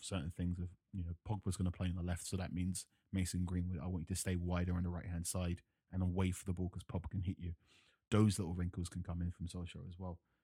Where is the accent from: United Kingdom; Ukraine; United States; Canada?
United Kingdom; London; I grew up in London